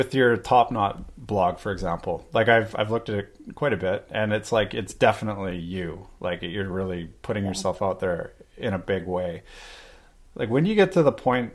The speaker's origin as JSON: {"language": "English", "town": "Vancouver", "region": "British Columbia", "country": "Canada", "said": "I'm from Vancouver."}